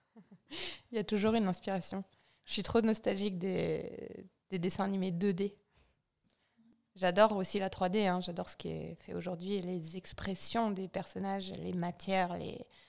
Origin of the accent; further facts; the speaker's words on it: Vosges, Grand Est, France; now in Chamonix, France; Je viens des Vosges, d'un tout petit village. Je pense qu'on est 150 en comptant les poules et les vaches